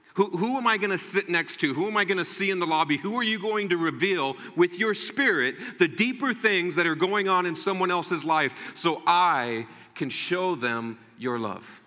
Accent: United States; as American Christians

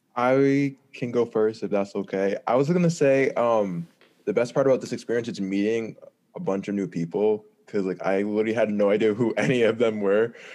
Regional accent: Rhode Island, United States; I'm from Rhode Island

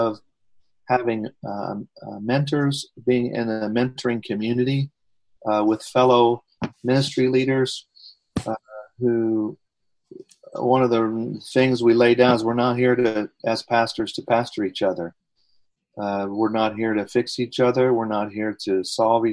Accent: United States; as an American pastor

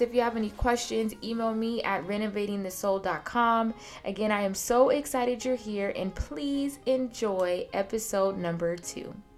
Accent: Seattle, Washington, United States; moved away as an adult; also born or lived in Atlanta, Georgia; I'm born and raised in Seattle, Washington

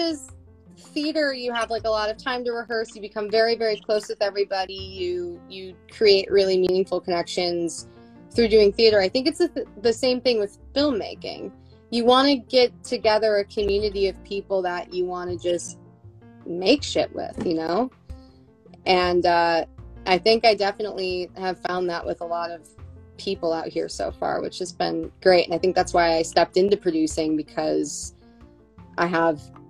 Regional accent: Buffalo, New York, United States; moved away; I'm from Buffalo.

